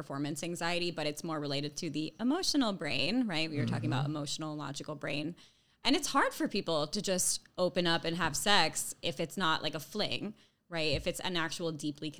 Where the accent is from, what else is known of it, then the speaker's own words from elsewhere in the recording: New Jersey, United States; I'm from Jersey, so Staten Island and Jersey